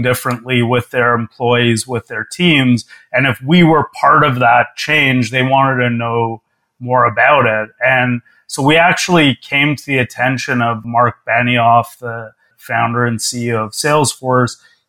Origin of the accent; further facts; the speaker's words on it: Toronto, Ontario, Canada; moved away as an adult; also born or lived in New York; I moved from my hometown of Toronto to New York